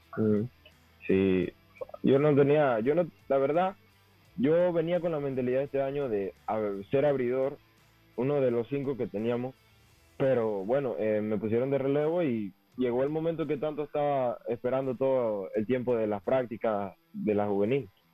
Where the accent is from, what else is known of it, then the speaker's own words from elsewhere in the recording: David, Chiriquí, Panama; yo soy de La Prosperidad, David, La Prosperidad